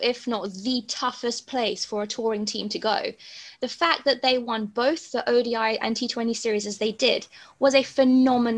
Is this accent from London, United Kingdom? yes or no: yes; London, United Kingdom; now in Cape Town, South Africa; I grew up in London and in an Asian household.